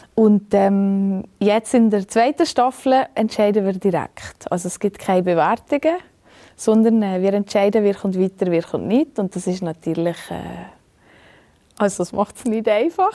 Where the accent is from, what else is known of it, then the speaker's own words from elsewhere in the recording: Valais, Switzerland; im Wallis. Mhm. Das ist mhm. einfach meine Heimat und das ist einfach wahnsinnig schön, seien wir ehrlich. Ähm, da habe ich einfach Glück, dass ich hier geboren bin